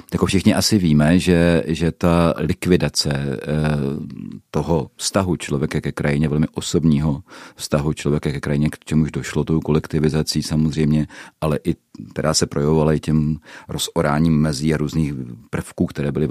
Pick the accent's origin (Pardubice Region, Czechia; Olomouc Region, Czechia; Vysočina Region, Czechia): Pardubice Region, Czechia; Horní Jelení; moved away as an adult; also born or lived in Moravian Slovakia (Dolňácko); now in Moravian Slovakia, Czechia; východočech z lesnaté oblasti Horní Jelení.